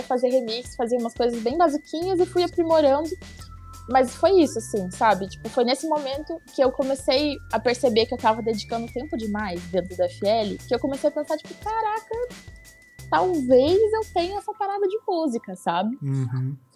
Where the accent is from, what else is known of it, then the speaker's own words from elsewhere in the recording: Curitiba, Paraná, Brazil; moved away as an adult; now in São Paulo, Brazil; sou de Curitiba, é capital, mas é uma cidade meio vibe de cidade pequena